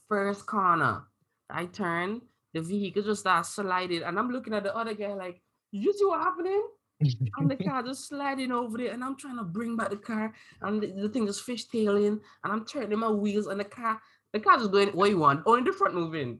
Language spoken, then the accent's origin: English; Antigua & Barbuda; now in Canada; I come from Antigua